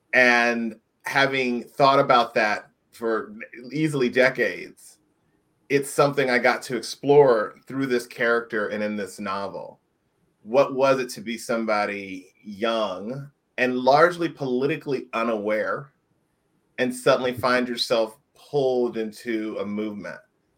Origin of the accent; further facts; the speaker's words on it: Indiana, United States; I grew up in Indiana, and I tell people it's seemingly very polite and very nice.